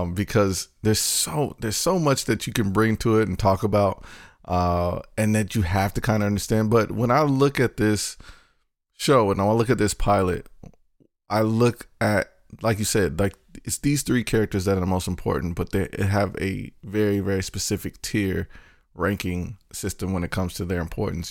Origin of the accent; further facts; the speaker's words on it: North Carolina, United States; I'm from North Carolina